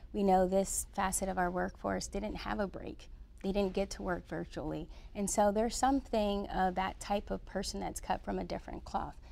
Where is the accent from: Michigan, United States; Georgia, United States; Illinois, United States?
Michigan, United States; Detroit; So I was born and raised in Detroit, Michigan.